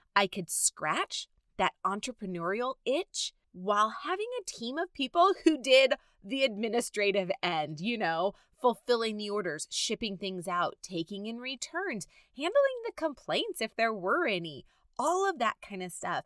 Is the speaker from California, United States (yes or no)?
yes; Southern California, United States; I have been born and raised in Southern California.